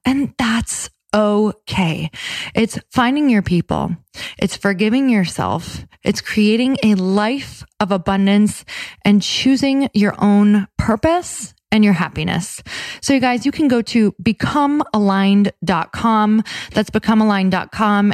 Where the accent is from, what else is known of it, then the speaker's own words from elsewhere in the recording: Midwest, United States; moved away; also born or lived in West Coast; I'm from the Midwest.